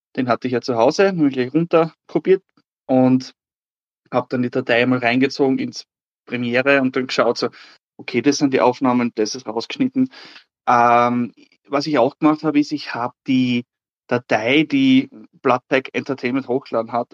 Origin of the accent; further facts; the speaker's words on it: Austria; ich komme aus Österreich